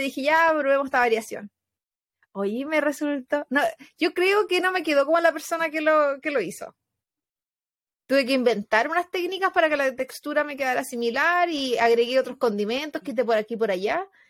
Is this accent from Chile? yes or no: yes; Chile; moved away; Como personas chilenas que vivimos en el extranjero